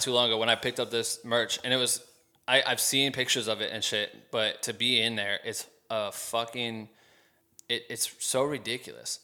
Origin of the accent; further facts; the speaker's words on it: Iowa, United States; now in Los Angeles, United States; Andrew and I grew up together in Iowa and have both ended up out in Los Angeles